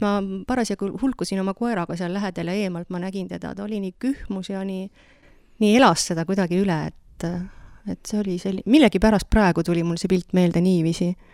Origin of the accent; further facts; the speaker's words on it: Haljala, Lääne-Viru County, Estonia; now in Vedu, Estonia; meie kodukandist, ma olen sealt Virumaalt pärit, et Haljalast